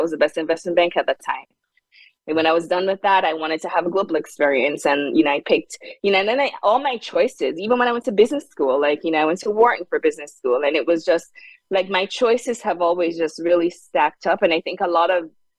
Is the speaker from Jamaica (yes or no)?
yes; Jamaica; moved away as an adult; also born or lived in South Hadley, Massachusetts; now in United States; I grew up in Jamaica. And when I came to the US